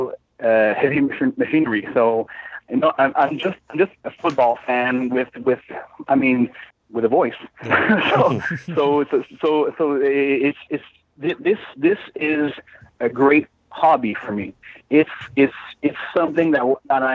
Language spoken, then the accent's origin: English; Montreal, Quebec, Canada; now in Laurentians, Canada; I'm originally from the West Island of Montreal, from Île-Bizard. I played football for Île-Bizard for quite a few years